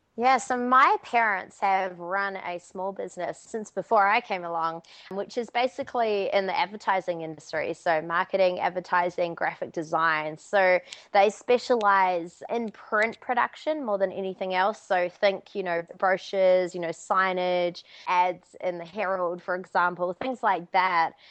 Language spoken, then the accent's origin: English; Auckland, New Zealand; moved away; So I'm from Auckland, New Zealand originally.